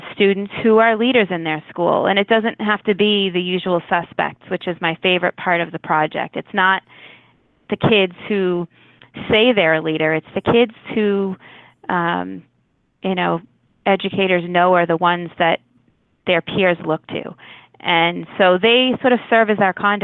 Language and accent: English; Walpole, Massachusetts, United States; I grew up in Walpole